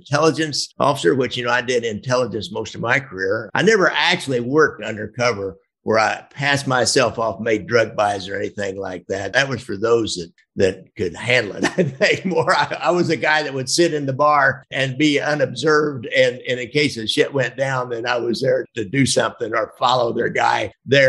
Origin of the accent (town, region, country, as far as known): United States; accent: Rube Cornpone